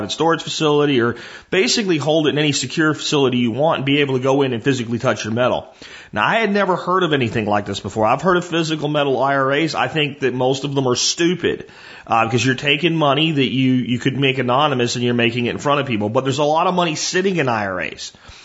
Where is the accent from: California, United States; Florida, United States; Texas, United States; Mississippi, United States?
Texas, United States; I'm a Texan